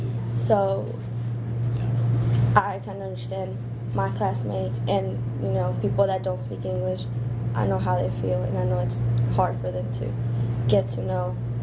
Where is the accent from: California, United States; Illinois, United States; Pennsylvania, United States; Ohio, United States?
Illinois, United States; Chicago; born there; I was born in Chicago. My parents were born in Mexico, and we were kind of, you know, moving around a lot until we finally got here because of my dad.